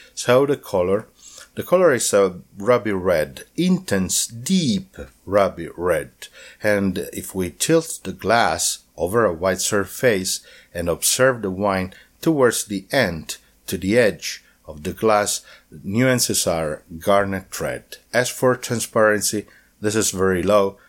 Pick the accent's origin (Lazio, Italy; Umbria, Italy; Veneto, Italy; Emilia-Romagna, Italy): Umbria, Italy; as I live in Umbria, I was born in Umbria